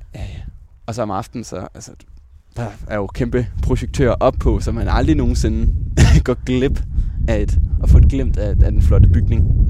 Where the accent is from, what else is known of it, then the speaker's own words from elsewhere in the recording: Roskilde, Zealand, Denmark; moved away as an adult; also born or lived in Himmelev; Jeg er født i Roskilde, øh, og øh, boede faktisk også de første to år af mit liv herinde i, øh, inde i midtbyen